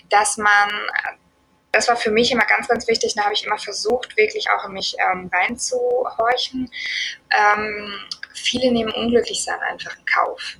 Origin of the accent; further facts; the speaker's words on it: Germany; Ähm, und ich meine, wir kommen aus Deutschland.